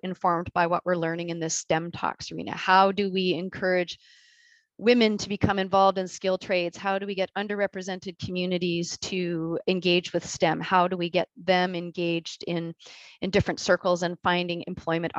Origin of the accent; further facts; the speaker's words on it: Canada; being Canadian